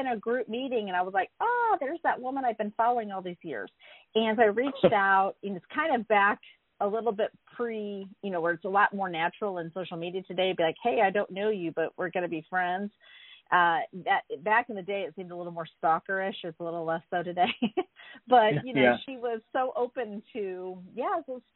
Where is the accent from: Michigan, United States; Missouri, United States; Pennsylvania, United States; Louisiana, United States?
Missouri, United States; St. Louis; moved away as an adult; also born or lived in San Francisco; I grew up in St. Louis, Missouri, and when I was 19, I got in a car by myself and drove to San Francisco